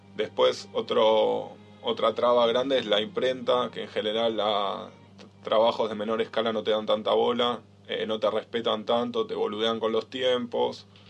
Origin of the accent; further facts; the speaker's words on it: Bahía Blanca, Buenos Aires Province, Argentina; moved away as an adult; now in Buenos Aires, Argentina; somos los dos de Bahía Blanca